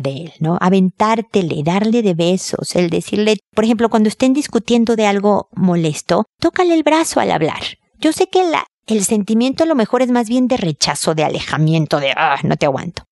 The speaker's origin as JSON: {"language": "Spanish", "country": "Mexico", "moved": "yes", "lives_now": "Chile", "said": "yo soy mexicana"}